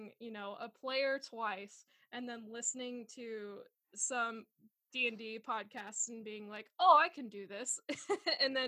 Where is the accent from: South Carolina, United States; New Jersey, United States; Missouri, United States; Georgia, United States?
Missouri, United States; Southwest; moved away as an adult; also born or lived in Tulsa, Oklahoma; now in Los Angeles, United States; I'm originally from Southwest Missouri, so I'm a Midwestern gal